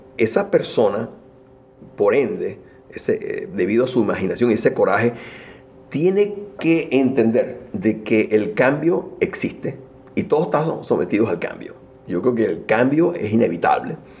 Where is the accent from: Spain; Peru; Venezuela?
Venezuela; Caracas, Capital District; moved away as an adult; now in United States; nací en Venezuela, en Caracas. Ah, mm, me estudié en la Universidad Metropolitana